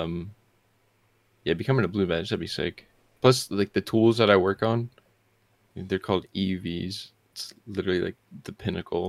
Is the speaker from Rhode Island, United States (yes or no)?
no; New Mexico, United States; moved away as an adult; now in Portland, United States; I'm from New Mexico